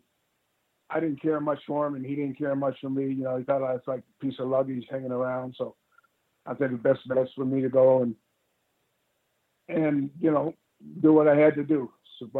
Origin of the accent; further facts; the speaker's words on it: Canada; the Afro-Canadians or whatever you want to call us